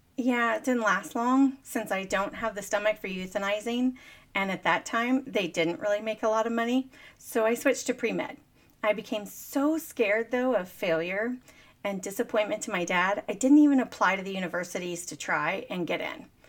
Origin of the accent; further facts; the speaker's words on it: Dallas, Texas, United States; I was born and raised in Dallas, Texas